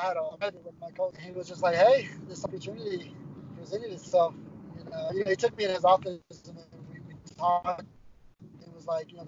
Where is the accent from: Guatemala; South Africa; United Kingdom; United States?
Guatemala; I'm from Guatemala.